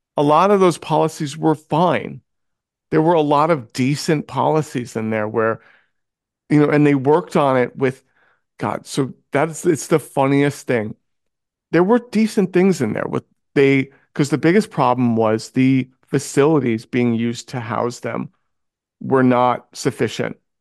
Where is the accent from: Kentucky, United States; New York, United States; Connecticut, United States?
New York, United States; New York City; I grew up in New York City.